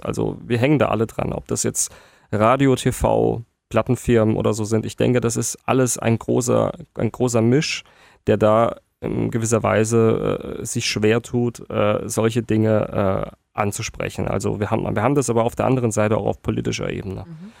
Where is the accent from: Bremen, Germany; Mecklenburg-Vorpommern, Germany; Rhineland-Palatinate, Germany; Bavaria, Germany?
Rhineland-Palatinate, Germany; Worms; now in Mannheim, Germany; bin natürlich gebürtiger Wormser, bin auch auf meine Heimatstadt sehr stolz